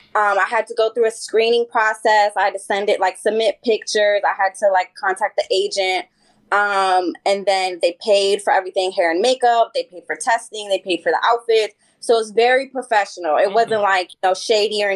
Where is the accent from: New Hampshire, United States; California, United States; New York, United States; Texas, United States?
California, United States; San Francisco; I'm originally from San Francisco